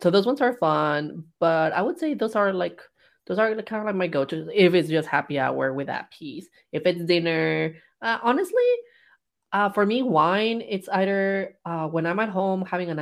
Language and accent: English; Mexico; moved away; growing up in Mexico